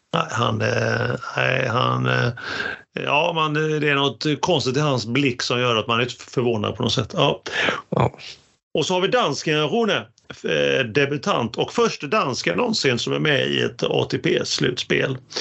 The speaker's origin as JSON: {"language": "Swedish", "town": "Gothenburg", "region": "Västra Götaland", "country": "Sweden", "said": "som vi göteborgare säger, trökiga"}